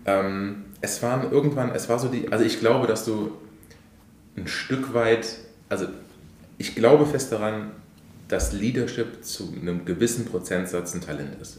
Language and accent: German; Koblenz, Rhineland-Palatinate, Germany; moved away as an adult; also born or lived in Poland; meiner Heimatstadt Koblenz